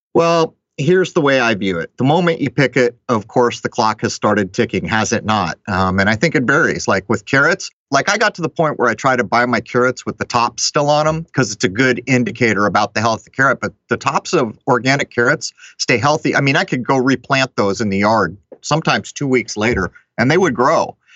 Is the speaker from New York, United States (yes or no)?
no; San Diego, California, United States; I grew up in San Diego